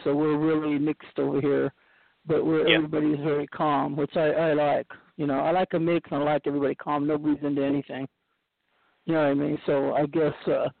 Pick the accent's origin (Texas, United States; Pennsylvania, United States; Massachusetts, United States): Massachusetts, United States; Boston; born there; also born or lived in New York / California; I was born in Boston, and then we lived in New York for a while. So then we came to California.